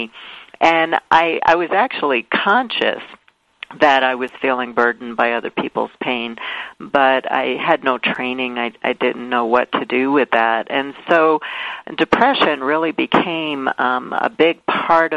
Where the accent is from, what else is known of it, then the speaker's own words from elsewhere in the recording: New York City, New York, United States; I grew up in Brooklyn, New York